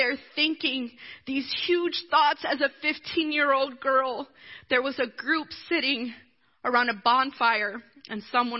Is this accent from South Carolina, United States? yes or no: yes; Blue Ridge, South Carolina, United States; And I grew up in Blue Ridge, South Carolina. Look it up. It's really itty-bitty. It's over by Greenville.